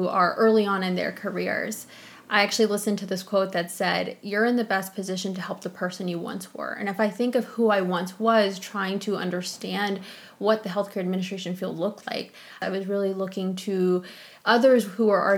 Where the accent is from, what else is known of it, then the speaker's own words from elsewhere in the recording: Mason, Texas, United States; also born or lived in Austin, Texas; I grew up in a small town called Mason